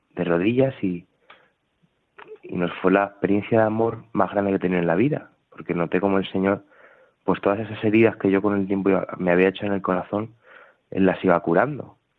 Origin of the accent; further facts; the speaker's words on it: Talavera de la Reina, Castilla-La Mancha, Spain; now in Toledo, Spain; soy de, Talavera de la Reina